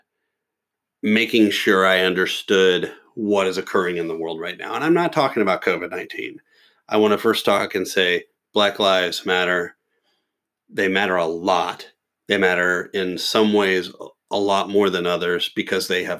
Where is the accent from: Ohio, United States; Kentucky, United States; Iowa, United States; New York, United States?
Kentucky, United States; Louisville; my hometown